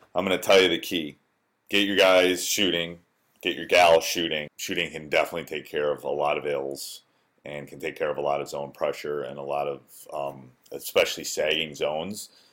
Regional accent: Wisconsin, United States; born or raised there

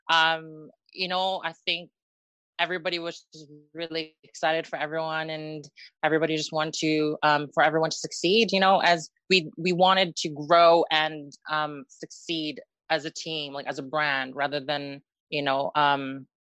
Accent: Philippines; because I'm Filipino, I guess I have to play that card.

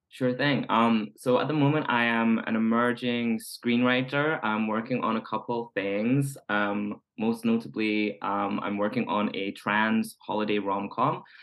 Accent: Scotland, United Kingdom; moved away; growing up queer in Scotland

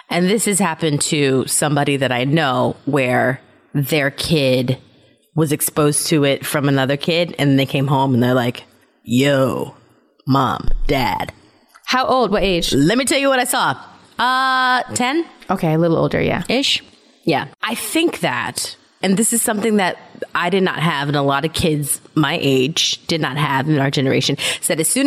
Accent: Germany; I told you that I grew up in Germany, mm-hmm. right? Mm-hmm. Yeah. Everybody knows that.

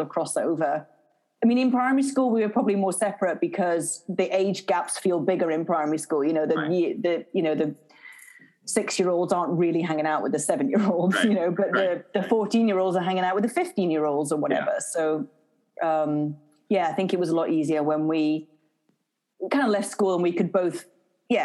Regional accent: market town near Edinburgh, Scotland, United Kingdom; also born or lived in Scottish Borders; now in England; I was born in Edinburgh. For the first about 6 years of my life, I lived on the border, sort of on the border area between Scotland and England. And then I moved to a sort of market town near Edinburgh again.

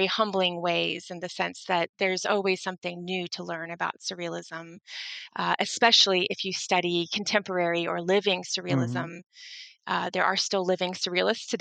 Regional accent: St. Petersburg, Florida, United States; moved away as an adult; also born or lived in New York City; am from Florida, the west coast of Florida, and in my hometown of St. Petersburg, Florida

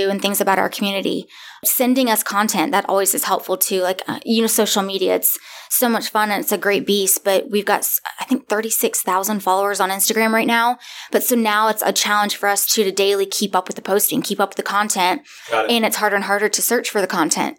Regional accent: Florida, United States; moved away as an adult; now in Raleigh, United States; I'm from Florida. I grew up my whole life from there

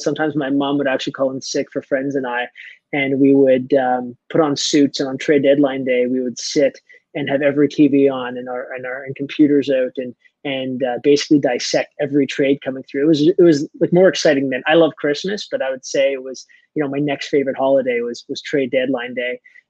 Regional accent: Mississauga, Ontario, Canada; So I grew up in Mississauga, Ontario.

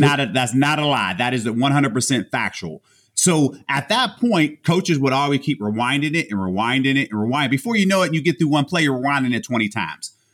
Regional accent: Homestead, Pennsylvania, United States; huge Steeler fan growing up in Homestead.

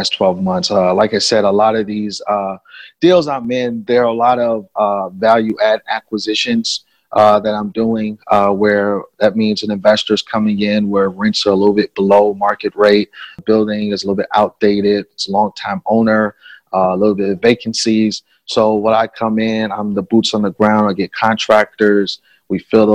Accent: New York City, New York, United States; moved away as an adult; now in Chicago, United States; I'm actually originally from New York City. I moved to Chicago in 2008 to attend an art school

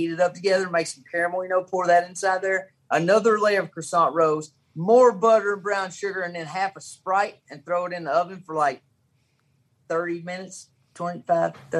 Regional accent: Caneyville, Kentucky, United States; now in Monticello, United States; My hometown is Caneyville, Kentucky, but right here in Monticello, Kentucky, where I live now

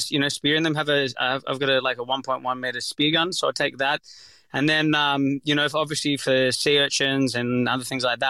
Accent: Sydney, New South Wales, Australia; I'm from Sydney, Northern Beaches, so I'm used to just jumping in the water in my shorts up there.

